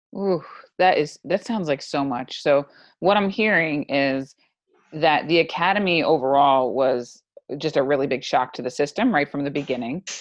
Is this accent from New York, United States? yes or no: yes; New York, United States; I'm from New York